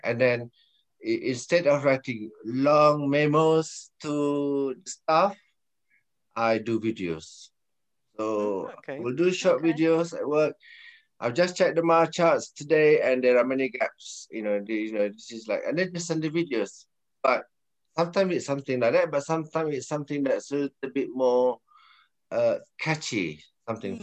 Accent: Malaysia; now in United Kingdom; I'm Malaysian

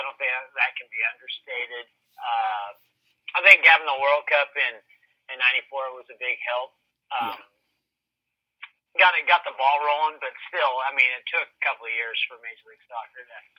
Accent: Nebraska, United States; moved away; Now, I moved here in 79. I remember the NASL teams, but I came from Nebraska. We didn't know what soccer was in Nebraska back in the 70s.

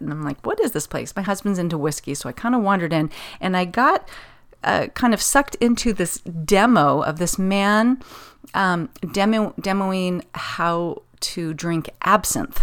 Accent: Pasadena, California, United States; it would be my hometown

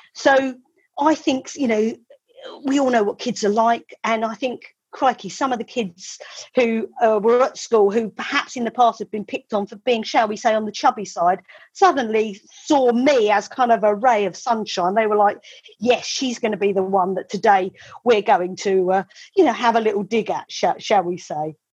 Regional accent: Medway, South East England, United Kingdom; I was born in Medway um, in the 1970s. Uh, I was born in the house that uh, my mum still lives

